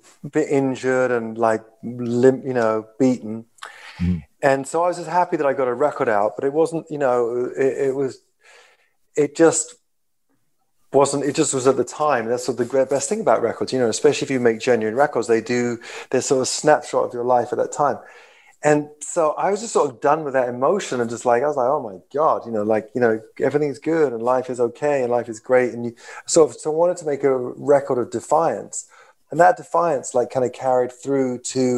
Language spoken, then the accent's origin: English; London, United Kingdom; I come from London, all of us from London